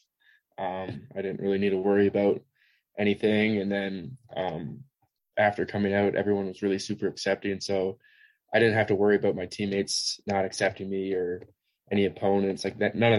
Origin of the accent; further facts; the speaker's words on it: Waterloo, Ontario, Canada; moved away as an adult; now in Ohio, United States; I grew up in Waterloo, Ontario. It's about an hour away from Toronto